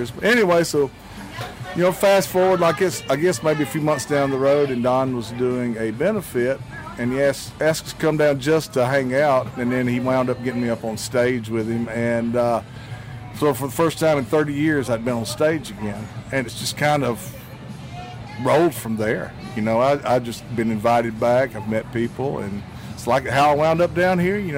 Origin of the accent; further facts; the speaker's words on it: South Alabama, United States; also born or lived in Mobile, Alabama; now in Nashville, United States; I grew up in South Alabama, but not this area on the water. But I lived in Mobile in the early 80s and found this stretch of beach.